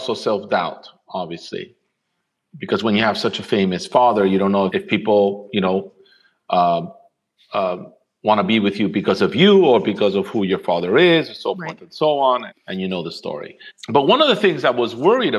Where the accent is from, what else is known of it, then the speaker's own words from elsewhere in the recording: Rome, Lazio, Italy; in Rome, in the house we grew up in Rome